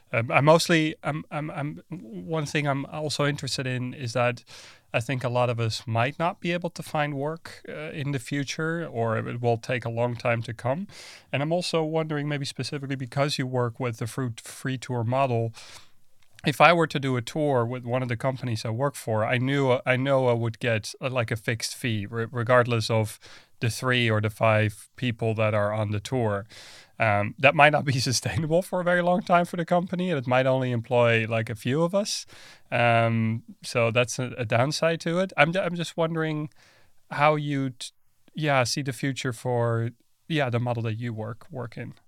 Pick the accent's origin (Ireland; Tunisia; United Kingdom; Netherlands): Netherlands; moved away; I'm from the Netherlands originally.